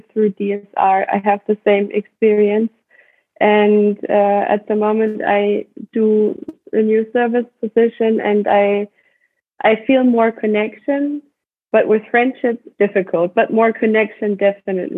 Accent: Germany; from Germany

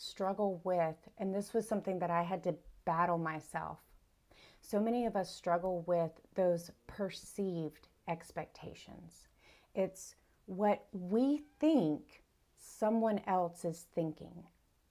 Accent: South Carolina, United States; I'm from South Carolina in the United States. I grew up here. I was born and raised here.

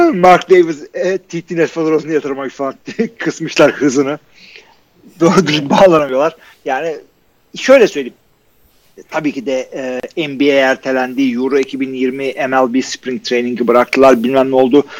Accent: Turkey; Akdeniz memleketi bizimkisi gibi kanları kaynıyor.

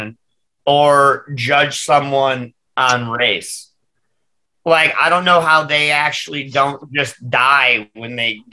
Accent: Detroit, Michigan, United States; moved away; I grew up in Detroit

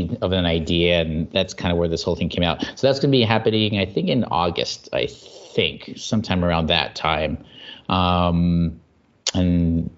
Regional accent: United States; I'm Asian American, and I'm specifically Filipino American

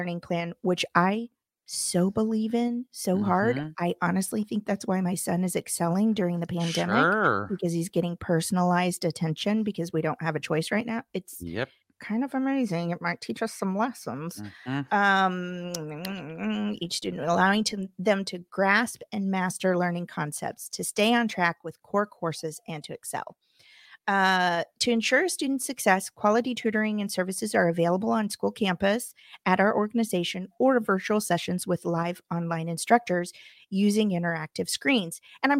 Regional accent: Midwest, United States; born there; I'm sorry. I was born in the Midwest. It comes out

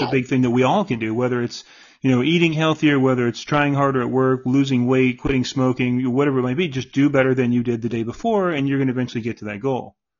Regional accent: St. Petersburg, Florida, United States; now in Jacksonville, United States; I was born in St. Petersburg

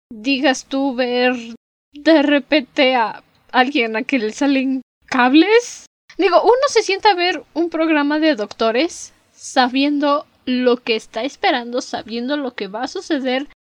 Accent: Mexico; Ya saben que sus dragones weird somos mexicanas

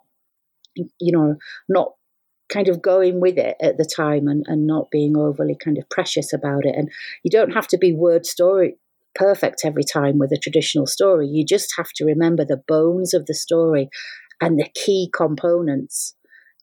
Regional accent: England, United Kingdom; accent: English; moved away; also born or lived in Scotland; I've got an English accent, I'm not Scottish

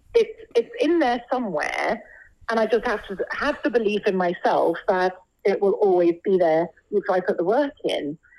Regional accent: London, United Kingdom; I was born and brought up here in London

